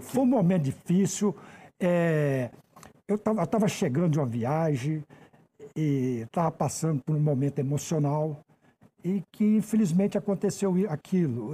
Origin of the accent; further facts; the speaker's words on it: Goiânia, Goiás, Brazil; moved away as an adult; now in Brasília, Brazil; Eu sou goiano de Goiânia. Eu vim para cá com 20 e poucos anos, já estou há quase 40 anos aqui em Brasília